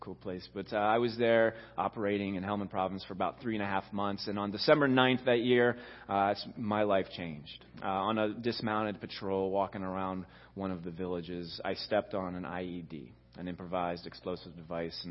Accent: Rostraver Township, Pennsylvania, United States; I grew up in Ross Draver Township

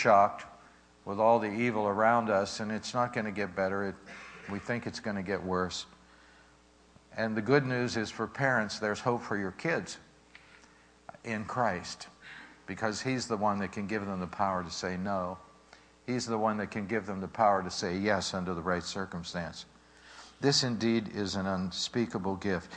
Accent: Pittsburgh, Pennsylvania, United States; We're growing up in Pittsburgh, and our parents didn't have anything

